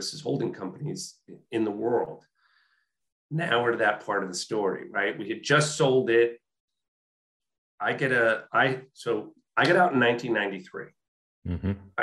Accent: White Plains, New York, United States; I grew up in White Plains, New York

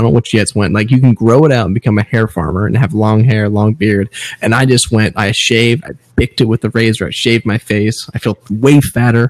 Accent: United States; I'm always damn American.

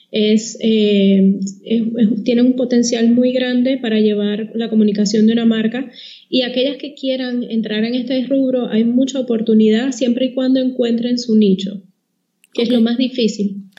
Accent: Puerto Rico; moved away as an adult; now in Panama; antes de que me traten de descifrar el acento, yo soy de Puerto Rico

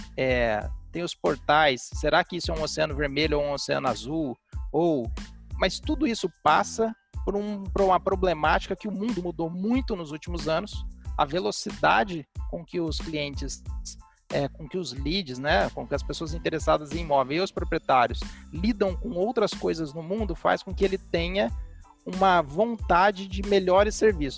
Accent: Londrina, Paraná, Brazil; eu sou londrinense, e aqui é uma cidade, para quem conhece, com um mercado imobiliário bastante robusto

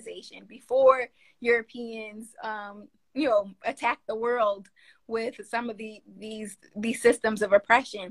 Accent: New York, United States; accent: northern tongue; I'm from New York. I got this northern tongue

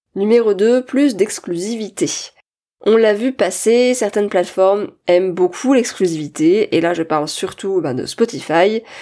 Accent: France; accent: French; avec mon super accent français

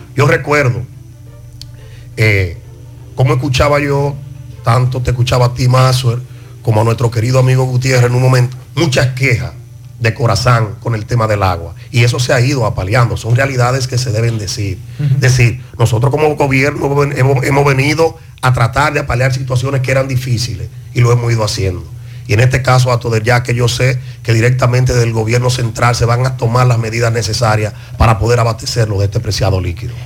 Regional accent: Palmar Arriba, Santiago, Dominican Republic; nosotros, que somos oriundos del Distrito Municipal de Parmar Arriba

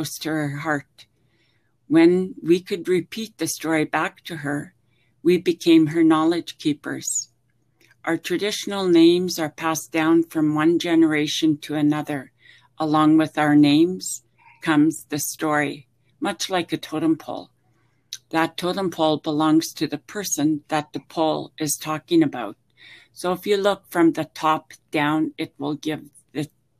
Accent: Hazelton, British Columbia, Canada; now in Victoria, Canada; growing up in Hazelton.

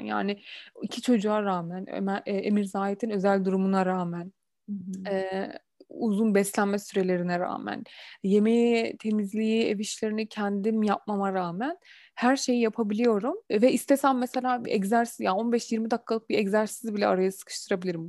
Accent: Turkey; also born or lived in Germany

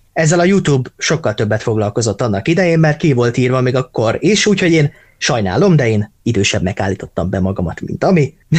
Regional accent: Hungary; magyarok vagyunk

